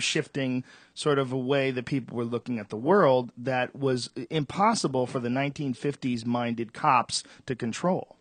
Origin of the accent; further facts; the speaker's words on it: Boston, Massachusetts, United States; now in Los Angeles, United States; I grew up in Boston